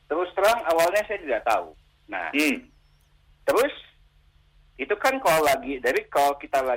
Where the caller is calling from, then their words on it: Kelapa Gading, Jakarta, Indonesia; dari Kelapa Gading.